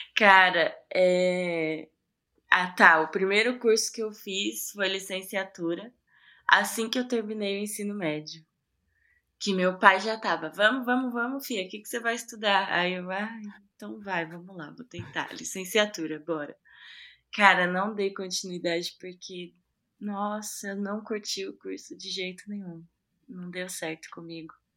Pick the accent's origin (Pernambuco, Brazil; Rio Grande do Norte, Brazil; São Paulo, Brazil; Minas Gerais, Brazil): São Paulo, Brazil; Ferraz de Vasconcelos; eu sou de Ferraz, né? Eu nasci em Ferraz